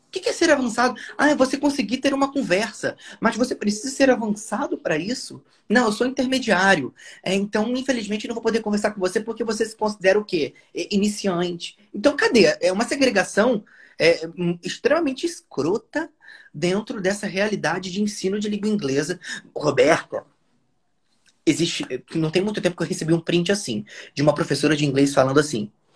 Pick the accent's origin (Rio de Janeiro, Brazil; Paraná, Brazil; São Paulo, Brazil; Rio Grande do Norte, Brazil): Rio de Janeiro, Brazil; Nova Friburgo; first language Portuguese; natural de Nova Friburgo, Rio de Janeiro